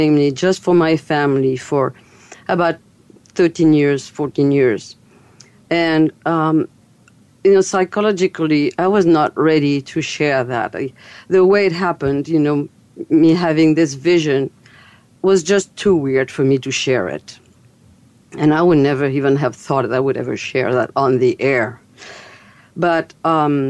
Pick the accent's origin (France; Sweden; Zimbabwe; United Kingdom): France; accent: French; English is a second language; moved away; also born or lived in Fairfield, Iowa, United States; as you've heard my accent, I'm French. And I'm American, too. But I live between both countries.